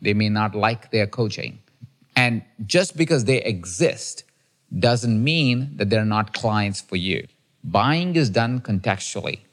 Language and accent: English; India; now in United States; I'm a kid from India who has an accent